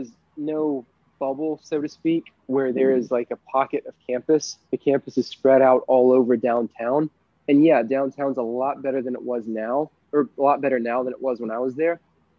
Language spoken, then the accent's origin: English; Columbia, South Carolina, United States; moved away; I'm literally from Columbia. like Columbia has gotten so much better since I graduated from high school and escaped. It is a much better city than it was when I was there.